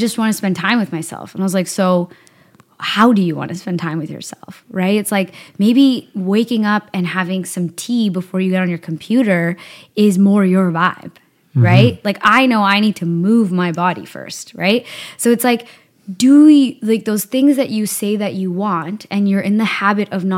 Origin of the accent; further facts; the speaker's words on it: Burnaby, British Columbia, Canada; also born or lived in Victoria / Surrey; I grew up in Burnaby